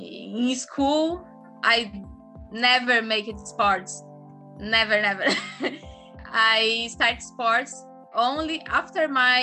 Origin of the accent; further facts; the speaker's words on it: Brazil; English is a second language; I'm from Brazil